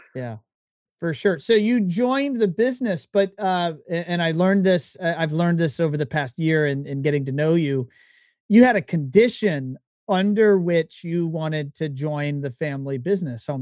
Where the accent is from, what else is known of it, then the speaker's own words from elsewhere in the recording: Virginia, United States; I'm from Virginia